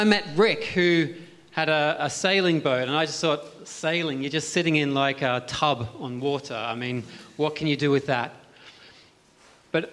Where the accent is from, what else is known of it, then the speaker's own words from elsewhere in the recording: Australia; moved away as an adult; now in Cowes, United Kingdom; I came from Australia where you had the masses of open land